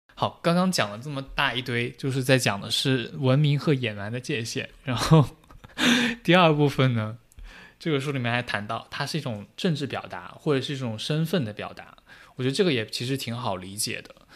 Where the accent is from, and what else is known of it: China